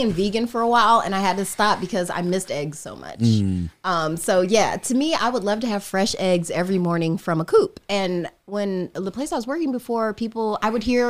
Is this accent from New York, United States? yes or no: no; Indiana, United States; I'm from Indiana. I'm not used to riding a bike on a hill.